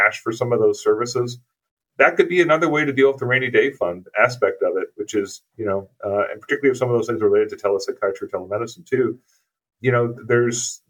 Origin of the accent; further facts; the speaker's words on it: East Coast of the U.S., United States; now in Twin Cities, United States; where I grew up on the East Coast of the U.S.